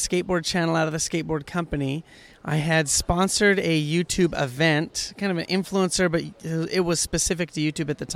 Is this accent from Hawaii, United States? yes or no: yes; Hawaii, United States; we are from Hawaii, kids, my wife, born in Hawaii